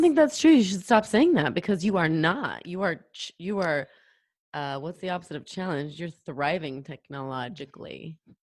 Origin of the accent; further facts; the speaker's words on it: Pacific Northwest, United States; I'm from the Pacific Northwest, and Idaho is very close to where where I live, where I grew up